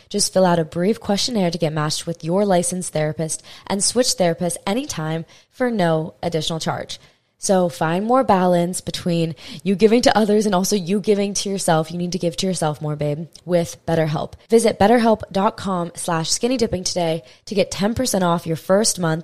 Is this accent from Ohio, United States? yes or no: no; Hawaii, United States; I'm from Hawaii